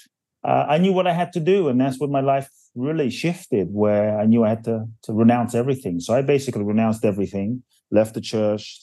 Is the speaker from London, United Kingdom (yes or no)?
yes; London, United Kingdom; also born or lived in Ghana; now in United States; I was born in Ghana, West Africa. Just a bit of backstory. My father's from Ghana. My mother's Japanese. I grew up in London. I live in the US